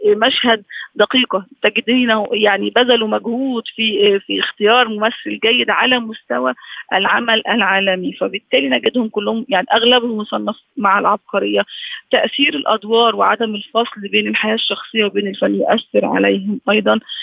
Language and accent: Arabic; Egypt; احنا عندنا في مصر